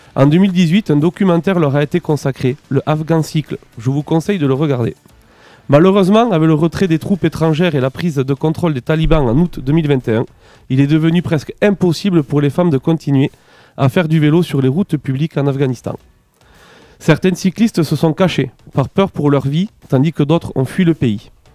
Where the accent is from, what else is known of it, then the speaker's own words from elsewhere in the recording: France; chez nous en France